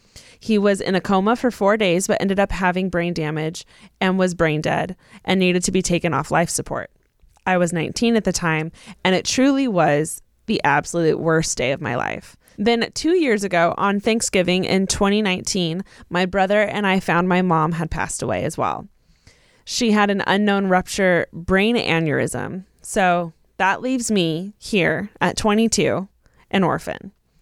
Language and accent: English; California, United States; I'm also from California.